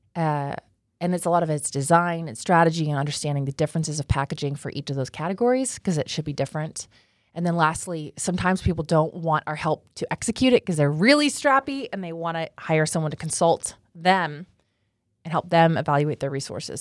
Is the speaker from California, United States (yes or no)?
yes; Los Angeles, California, United States; moved away as an adult; now in Dallas, United States; I was born in Los Angeles, California